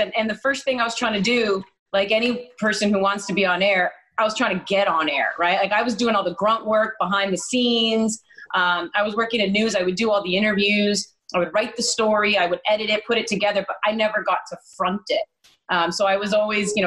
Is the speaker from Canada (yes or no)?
yes; Maple, Ontario, Canada; from Maple, yes, I'm from the York Region area. That is where I am from.